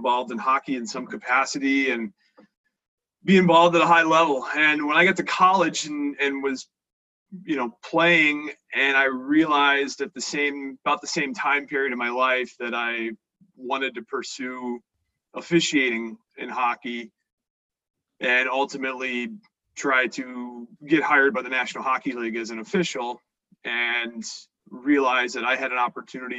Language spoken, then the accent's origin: English; Frederick, Maryland, United States; I'm from Frederick, Maryland, about 40 minutes north of D.C.